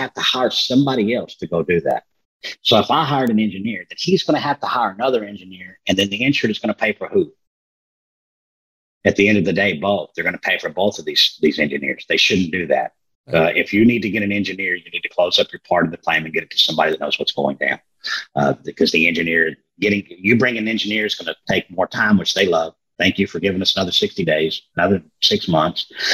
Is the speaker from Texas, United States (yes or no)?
yes; Texas, United States; I'm from Texas